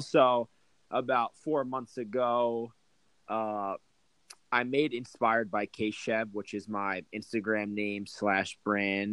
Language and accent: English; Toms River, New Jersey, United States; I grew up in Toms River, New Jersey.